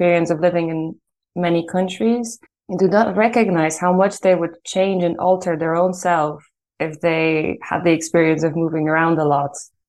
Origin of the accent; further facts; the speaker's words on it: Ireland; moved away as an adult; also born or lived in Poland / Italy; now in Netherlands; I was born in Poland, and then when I was 9, I moved to Ireland, where I lived for the other half of my life. So I'm pretty equal, like half and half.